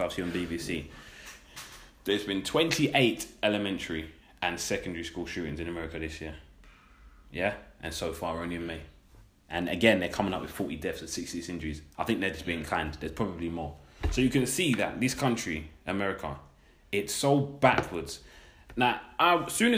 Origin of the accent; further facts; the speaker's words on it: London, United Kingdom; I was born in London